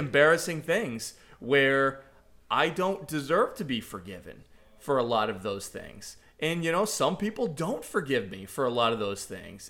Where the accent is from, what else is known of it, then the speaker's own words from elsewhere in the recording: Boston, Massachusetts, United States; moved away as an adult; now in Celebration, Florida, United States; I grew up in Boston